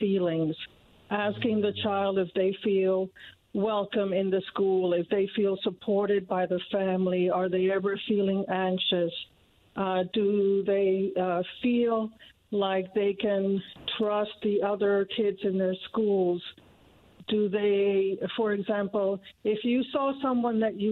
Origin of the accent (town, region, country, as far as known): Cuba; born or raised there; also born or lived in Indiana; now in Noblesville, United States